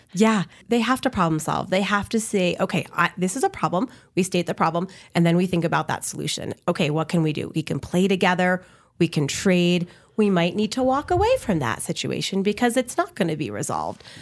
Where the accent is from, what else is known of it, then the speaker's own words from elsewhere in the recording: Connecticut, United States; now in New Mexico, United States; I'm from Connecticut